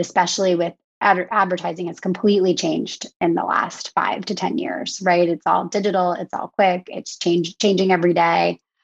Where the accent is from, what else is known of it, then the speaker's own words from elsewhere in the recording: outside of Philadelphia, Pennsylvania, United States; moved away as an adult; also born or lived in New York City; now in Long Island, United States; I grew up outside of Philadelphia